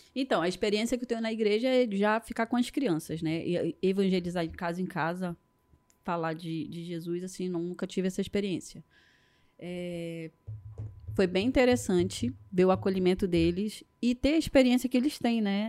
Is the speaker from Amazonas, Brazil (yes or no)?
yes; Manaus, Amazonas, Brazil; now in Rio de Janeiro, Brazil; Sou manauara, moro aqui no Rio